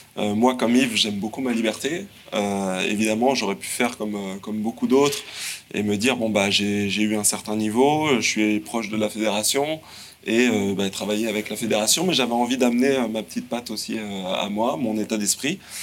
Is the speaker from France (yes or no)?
yes; Le Mans, Pays de la Loire, France; je suis un provincial, je viens du Mans